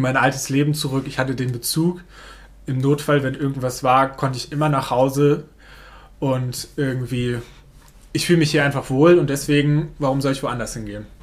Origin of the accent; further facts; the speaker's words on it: Neuland, Germany; Das ist meine Heimat. Hier bin ich groß geworden.